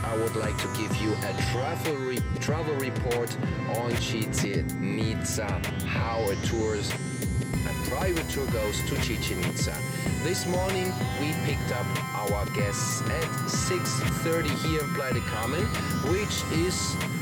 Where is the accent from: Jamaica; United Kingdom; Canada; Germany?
Germany; born or raised there; moved away